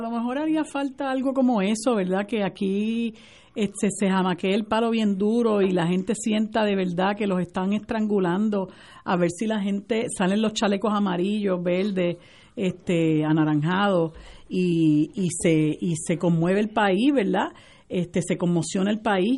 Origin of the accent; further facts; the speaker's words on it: Puerto Rico; nosotros los puertorriqueños